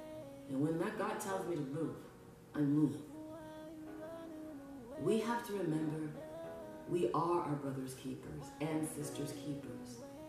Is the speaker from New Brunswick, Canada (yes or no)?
no; Scarborough, Ontario, Canada; born there; My mom told me I was born in Scarborough, Ontario, Canada, just like every other day, but it wasn't true. I was conceived in Jamaica, and then I was born in Canada.